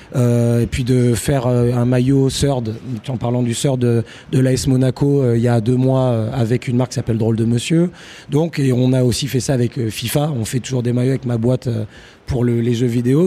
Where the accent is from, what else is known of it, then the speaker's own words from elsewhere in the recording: Paris, Île-de-France, France; moved away; also born or lived in Manchester; je suis parisien